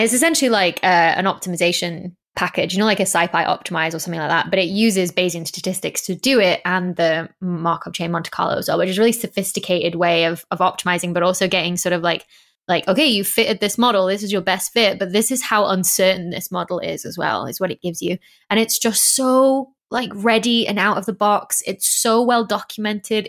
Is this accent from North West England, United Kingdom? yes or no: yes; North West England, United Kingdom; accent: northern; moved away; I was like, brought up in the northwest of England, but my mum's family are all from the northeast of England, so it's this odd smush.